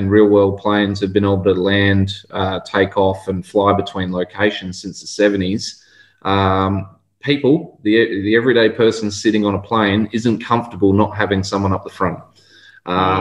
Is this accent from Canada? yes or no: no; Pilbara, Western Australia, Australia; I'm born and bred in the Pilbara